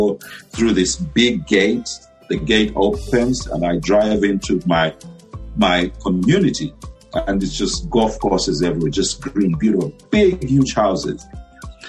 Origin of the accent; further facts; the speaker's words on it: Luwingu, Luapula Province, Zambia; moved away as an adult; also born or lived in Botswana / Sacramento, United States; now in United States; Luwungu, Lwapula Province. That's where I'm from.